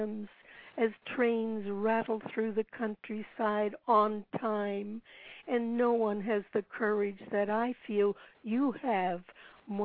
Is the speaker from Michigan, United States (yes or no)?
no; Pennsylvania, United States; I was born in Pennsylvania